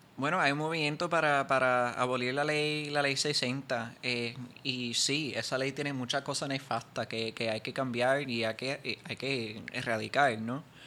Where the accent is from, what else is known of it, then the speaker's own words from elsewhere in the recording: Puerto Rico; nosotros somos una minoría eh, en nuestro propio país